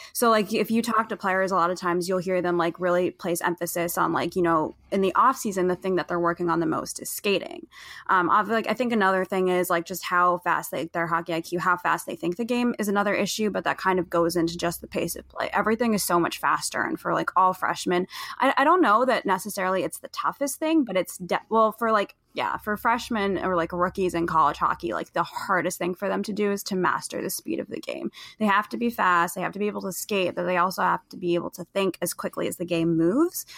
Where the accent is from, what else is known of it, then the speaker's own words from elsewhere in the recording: New Jersey, United States; moved away as an adult; also born or lived in Boston; I grew up mostly in New Jersey